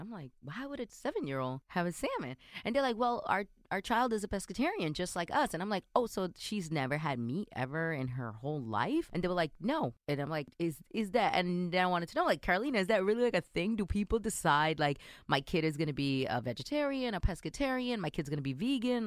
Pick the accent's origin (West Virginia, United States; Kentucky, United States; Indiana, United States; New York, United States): New York, United States; New York City; born or raised there